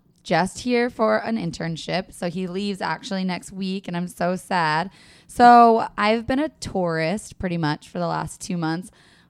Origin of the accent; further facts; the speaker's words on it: Washington, United States; I grew up in Washington State all of these years